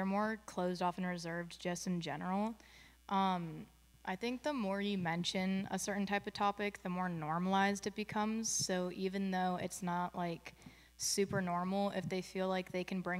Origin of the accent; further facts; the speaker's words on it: Castro Valley, California, United States; I'm from Castro Valley, which is East Bay area near Oakland